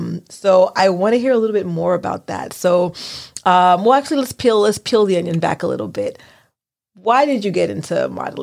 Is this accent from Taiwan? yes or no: no; United States; I'm Haitian American, but I have a lot of friends who are from Trinidad.